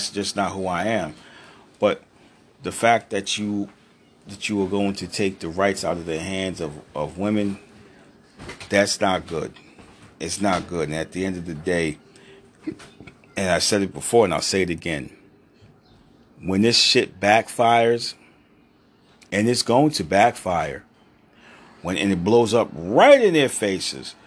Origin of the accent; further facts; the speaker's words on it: Rhode Island, United States; my home state of Rhode Island